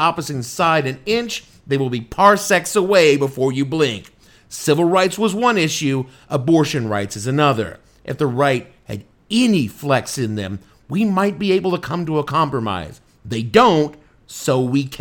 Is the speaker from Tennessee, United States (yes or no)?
yes; Tennessee, United States; my home state of Tennessee